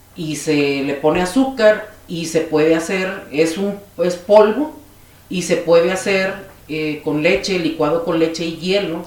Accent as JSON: {"language": "Spanish", "region": "Chiapas", "country": "Mexico", "tie": "born or raised there", "also_born_or_lived": "Piedras Negras, Coahuila / Oaxaca", "said": "soy coahuilense de nacimiento y chiapaneca por adopción"}